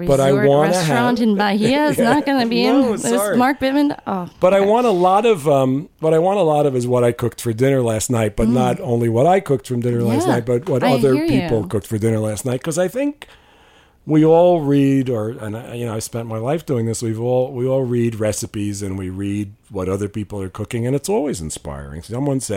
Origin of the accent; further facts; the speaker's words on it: New York, United States; I grew up in New York